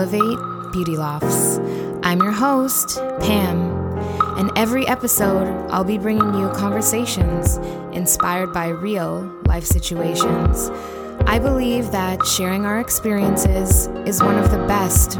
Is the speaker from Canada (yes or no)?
yes; Canada; being born and raised in Canada